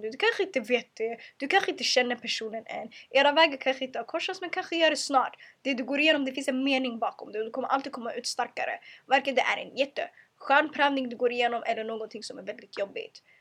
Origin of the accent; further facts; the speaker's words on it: Eritrea; Jag vill aldrig behöva skämmas för att jag är muslim, för att jag är kvinna, för att jag är svart. Eller för att jag är eritrean, eller för att jag kommer från eh, eh, jag kommer från trakten.